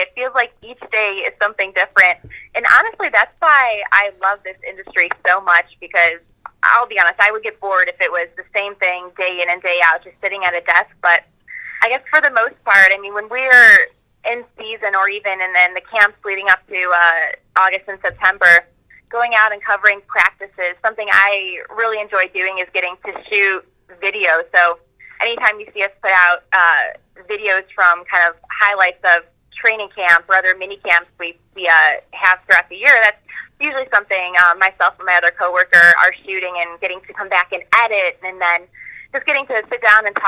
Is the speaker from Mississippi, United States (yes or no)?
no; Ohio, United States; I'm an Ohio native, so, you know, growing up in the Midwest